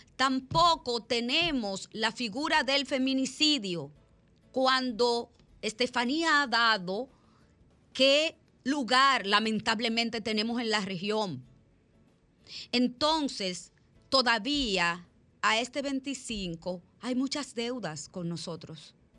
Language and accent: Spanish; Dominican Republic; soy dominicana y soy del país de las heroínas de Salcedo